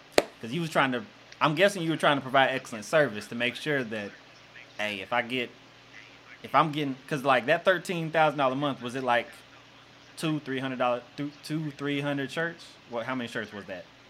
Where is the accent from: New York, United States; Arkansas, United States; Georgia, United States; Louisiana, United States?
Arkansas, United States; Jonesboro; I grew up in Jonesboro